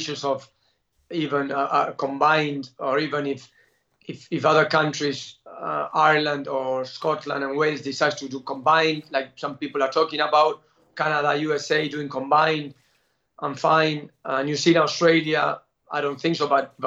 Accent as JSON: {"language": "English", "country": "Argentina", "said": "I'm from Argentina"}